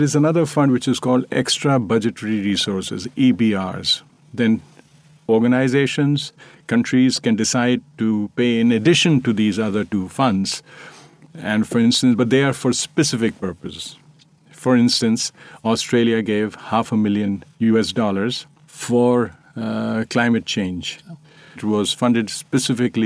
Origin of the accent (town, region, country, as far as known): India